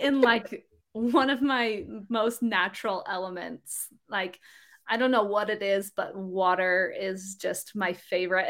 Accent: Utah, United States; I grew up here in Utah

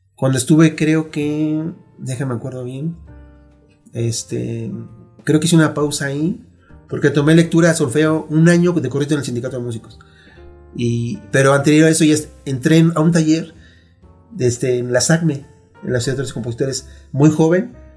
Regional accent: Mexico City, Mexico; yo eh, nací aquí, en la Ciudad de México

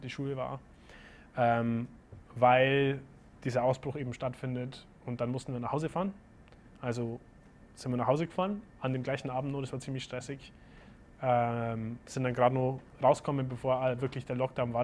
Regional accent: Germany; also born or lived in Boston; bei uns in Deutschland

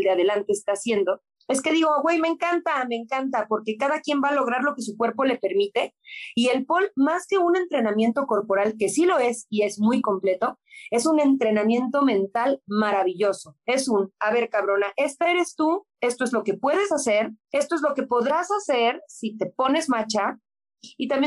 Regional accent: Mexico; güey, somos latinos, somos mexicanos, en la vida … me voy a ver como la rusa

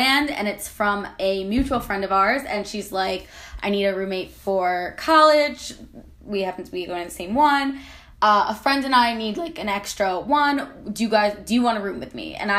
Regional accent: New Jersey, United States; now in New York, United States; I am from New Jersey, now living in New York

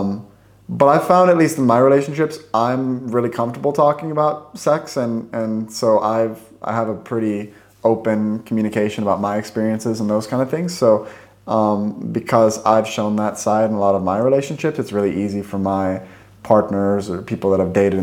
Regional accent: Vancouver, Washington, United States; moved away as an adult; now in Stockholm, Sweden; I'm from just outside Portland, Oregon, but actually on the Washington state side. So the town is called Vancouver, Washington

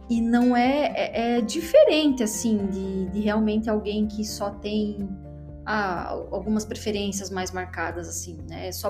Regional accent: Major Vieira, Santa Catarina, Brazil; accent: majorvieirense dialect; meu dialeto majorvieirense, ele é bem rico.

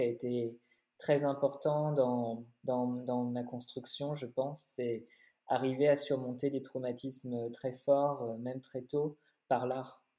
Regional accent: Paris, Île-de-France, France; moved away as an adult; now in Berlin, Germany; je suis née, j'ai grandi à Paris

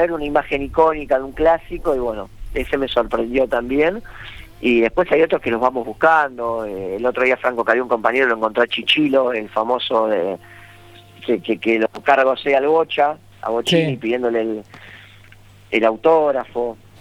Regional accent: Buenos Aires, Argentina; yo vengo de Buenos Aires

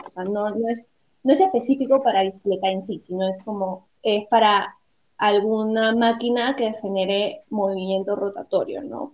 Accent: Peru; nosotras somos peruanas

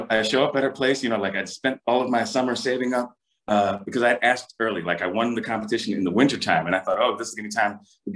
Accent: Philadelphia, Pennsylvania, United States; I'm from Philadelphia, born and raised. My parents are from Puerto Rico.

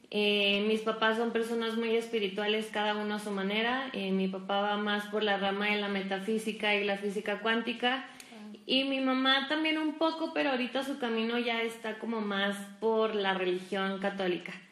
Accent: Durango, Mexico; también soy duranguense.

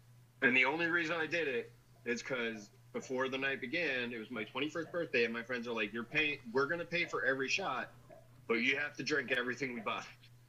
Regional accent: New Jersey, United States; now in California, United States; I live in California, but you know, I'm from New Jersey.

